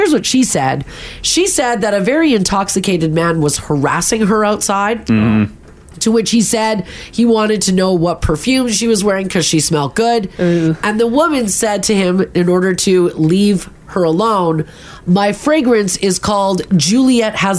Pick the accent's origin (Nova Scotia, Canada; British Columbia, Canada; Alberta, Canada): Alberta, Canada; Calgary; I grew up in Calgary